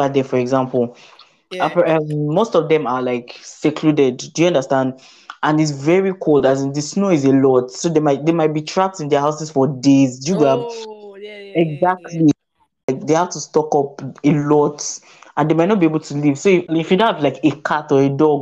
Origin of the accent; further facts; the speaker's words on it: Nigeria; moved away as an adult; now in United Kingdom; I was born in Nigeria